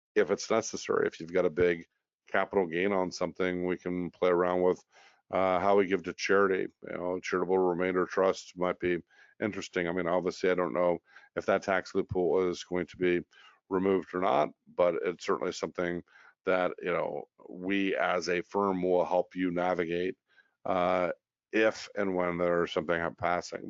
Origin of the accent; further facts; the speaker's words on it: United States; as a American